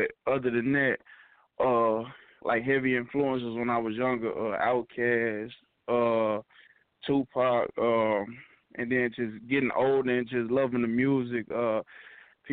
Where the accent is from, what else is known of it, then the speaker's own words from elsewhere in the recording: St. Louis, Missouri, United States; I'm from St. Louis.